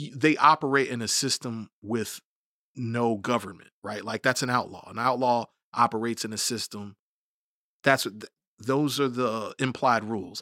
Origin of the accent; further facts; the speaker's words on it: United States; we're all American